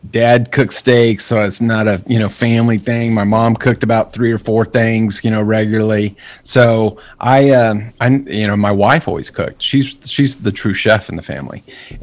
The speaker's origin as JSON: {"language": "English", "town": "Clovis", "region": "New Mexico", "country": "United States", "tie": "born or raised there", "said": "I grew up in Clovis, New Mexico, just right across the border."}